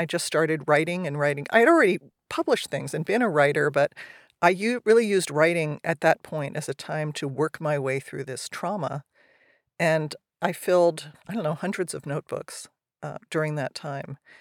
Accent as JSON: {"language": "English", "region": "New Jersey", "country": "United States", "tie": "born or raised there", "moved": "yes", "lives_now": "California, United States", "said": "I grew up in New Jersey. I ended up in California."}